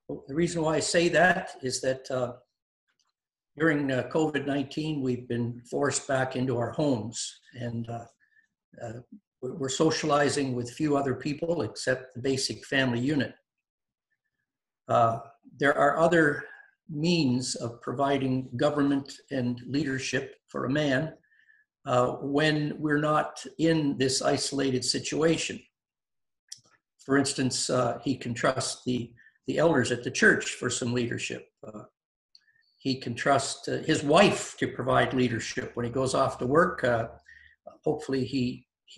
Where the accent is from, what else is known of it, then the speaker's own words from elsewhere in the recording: Windsor, Ontario, Canada; I was raised in Windsor, Ontario